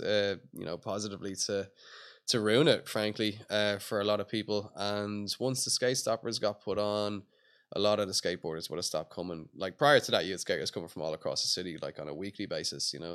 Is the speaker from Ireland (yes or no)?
yes; Dublin, Leinster, Ireland; I grew up around Portobello. I grew up in Rath Mines, went to school there, everything